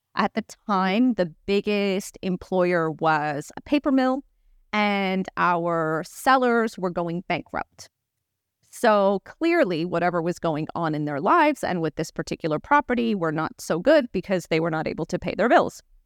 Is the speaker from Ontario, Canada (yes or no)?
yes; Toronto, Ontario, Canada; I grew up in Toronto